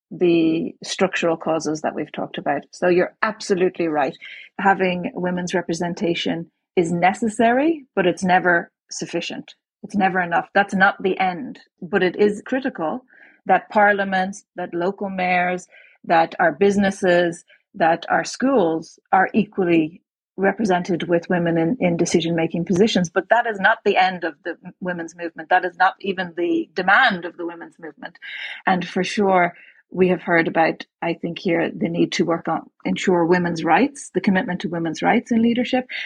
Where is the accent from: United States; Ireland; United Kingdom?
Ireland; born there; born in Ireland um, when Margaret Thatcher was the prime minister.